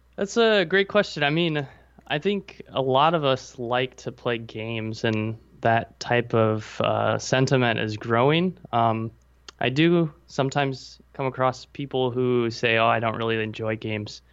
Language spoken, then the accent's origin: English; Nebraska, United States; moved away as an adult; now in Taipei, Taiwan; I'm actually in Taipei, Taiwan, and I am from Nebraska.